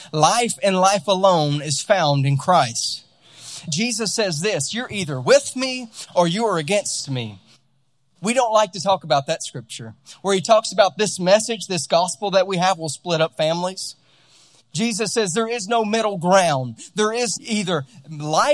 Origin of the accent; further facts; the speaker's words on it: Louisiana, United States; also born or lived in California; now in Utah, United States; we're out in Utah now, and I'm from Louisiana originally